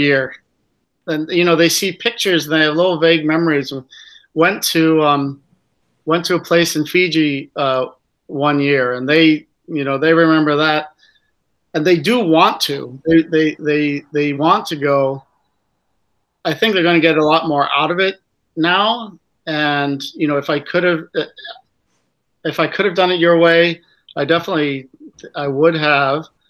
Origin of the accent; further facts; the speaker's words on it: United States; as an American